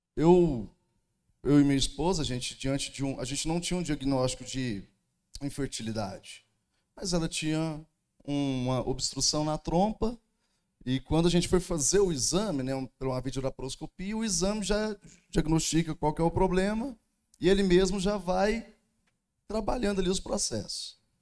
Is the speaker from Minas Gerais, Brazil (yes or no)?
yes; Uberlândia, Minas Gerais, Brazil; Sou lá de Uberlândia, pastorei a igreja lá no bairro do Almir